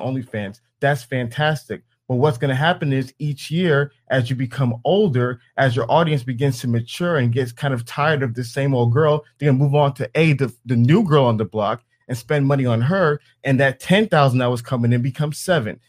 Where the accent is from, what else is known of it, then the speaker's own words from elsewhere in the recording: Atlanta, Georgia, United States; I'm from Atlanta